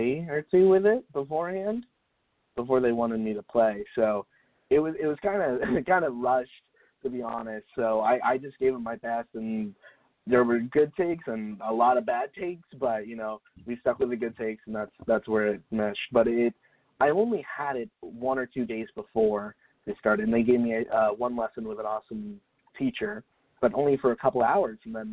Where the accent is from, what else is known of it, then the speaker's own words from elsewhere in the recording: Florida, United States; now in Los Angeles, United States; I grew up in Florida